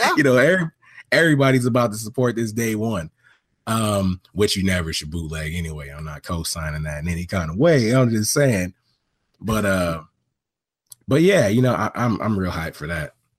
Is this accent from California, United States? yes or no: yes; Long Beach, California, United States; born in, uh, Long Beach, California, man, that's where I grew up